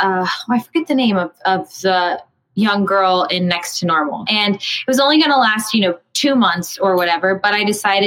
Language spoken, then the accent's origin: English; Houston, Texas, United States; moved away as an adult; now in New York, United States; I grew up in Houston and I didn't go the college path. I moved straight to New York